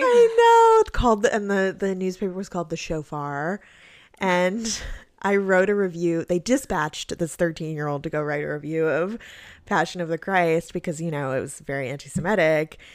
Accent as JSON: {"language": "English", "region": "New York", "country": "United States", "tie": "born or raised there", "said": "growing up in New York"}